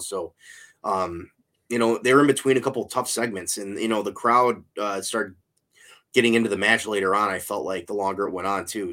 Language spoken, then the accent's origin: English; Cleveland, Ohio, United States; born or raised there